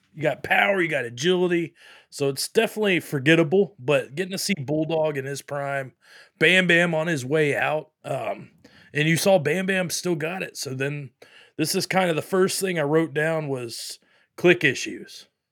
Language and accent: English; Pensacola Beach, Florida, United States; I'm from Pensacola Beach, you know, love it here, but, uh, Florida, obviously.